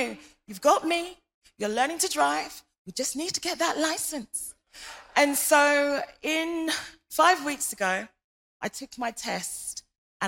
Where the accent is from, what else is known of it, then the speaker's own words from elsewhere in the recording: London, United Kingdom; moved away as an adult; now in Hertfordshire, United Kingdom; I'm from London